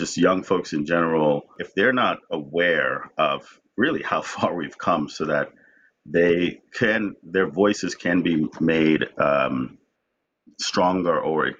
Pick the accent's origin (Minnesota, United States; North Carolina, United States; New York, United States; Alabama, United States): New York, United States; New York City; also born or lived in Jamaica; Nothing against New York City, but I grew up there, so New York will always have a place in my heart. I was born in Jamaica, but I grew up in New York City, so...